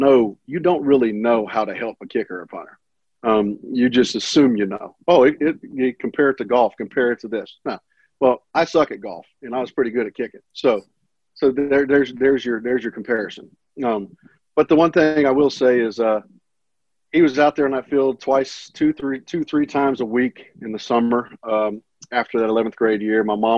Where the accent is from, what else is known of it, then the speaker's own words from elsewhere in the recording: Kansas City, Missouri, United States; born there; also born or lived in Olathe, Kansas / Pittsburg, Kansas / Moore, Oklahoma; Well, I was born in Kansas City, Missouri, lived in Olathe, Kansas, Pittsburgh, Kansas, Pittsburgh with no H, Kansas, and Moore, Oklahoma